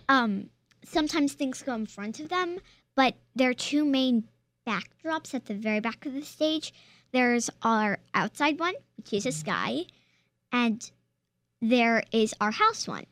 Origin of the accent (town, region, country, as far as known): Charlottesville, Virginia, United States; born or raised there